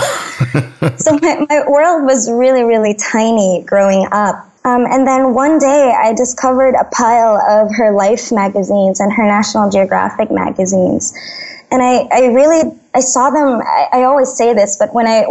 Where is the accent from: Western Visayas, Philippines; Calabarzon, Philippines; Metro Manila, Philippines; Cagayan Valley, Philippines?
Metro Manila, Philippines; Manila; I grew up in Manila, the messy bits of Manila